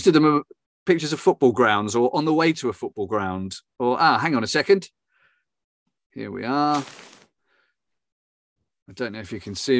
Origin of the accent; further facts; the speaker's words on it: England, United Kingdom; now in Germany; I'm English born and bred, and you can take the boy out of England, but you can't take the England out of the boy.